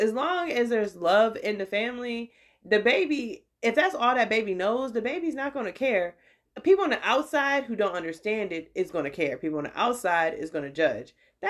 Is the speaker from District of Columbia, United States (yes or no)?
yes; Washington, District of Columbia, United States; I ain't from New York though. I'm from